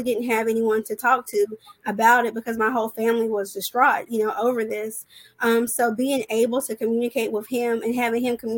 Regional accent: Charleston, West Virginia, United States; moved away as an adult; now in Charlotte, United States; I am originally from Charleston, West Virginia. I've been in the Charlotte area for about 12 years.

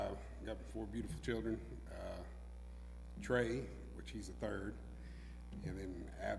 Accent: Manchester, United States; also born or lived in Panama; I grew up in Manchester, but I wasn't born there. I was born in Panama. We moved, I guess, probably in, I was 6 years old, 5 years old, somewhere around that age.

